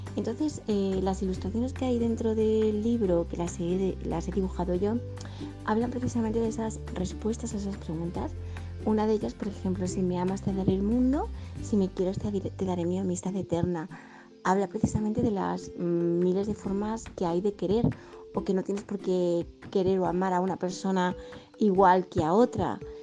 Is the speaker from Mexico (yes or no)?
no; Madrid, Community of Madrid, Spain; soy de Madrid, España